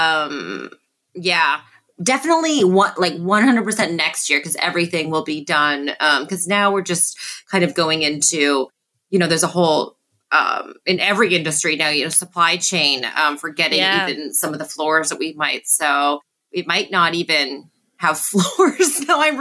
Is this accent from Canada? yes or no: yes; Canada; being Canadian